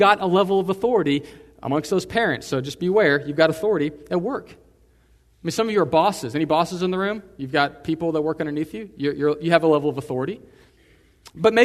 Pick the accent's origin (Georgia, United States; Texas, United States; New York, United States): Texas, United States; I'm in America, I'm a Texan